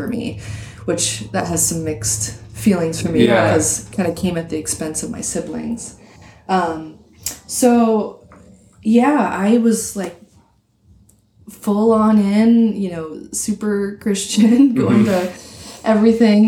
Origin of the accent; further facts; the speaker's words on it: North Dakota, United States; I grew up in North Dakota, small town, mm-hmm. USA